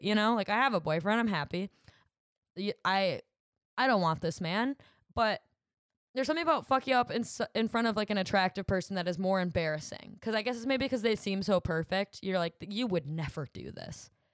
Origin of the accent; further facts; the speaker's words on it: Williamston, United States; my hometown of Williamston.